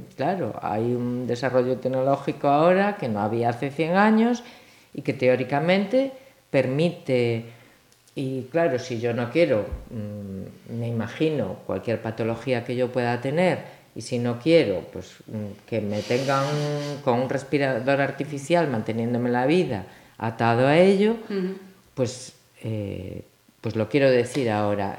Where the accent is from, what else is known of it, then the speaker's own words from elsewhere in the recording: Galicia, Spain; yo soy gallega de pura cepa